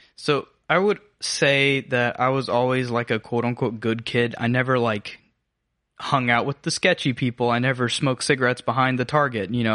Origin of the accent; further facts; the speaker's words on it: Habersham County, North Georgia, United States; now in Augusta, United States; I grew up in North Georgia, so Habersham County